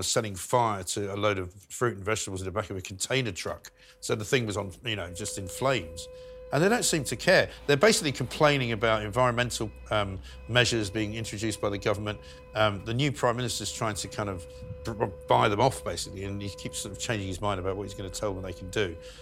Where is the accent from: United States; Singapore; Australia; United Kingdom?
United Kingdom; London; I was born in London. Yes. My parents are from Scotland.